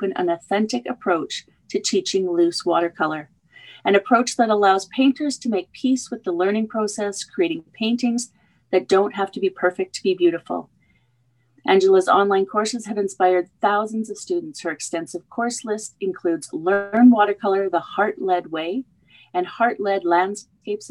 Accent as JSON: {"language": "English", "country": "Canada", "said": "I'm another Canadian"}